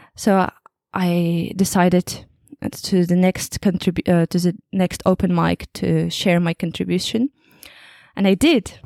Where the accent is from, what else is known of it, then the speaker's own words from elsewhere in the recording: Kazakhstan; English is a second language; moved away as an adult; now in England, United Kingdom; I'm from Kazakhstan, and right now I work in England